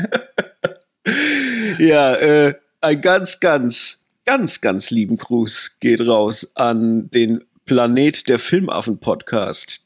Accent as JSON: {"language": "German", "region": "Rhineland-Palatinate", "country": "Germany", "said": "Wir kommen natürlich aus der Pfalz, da wo man Riesling trinkt und Saumagen isst"}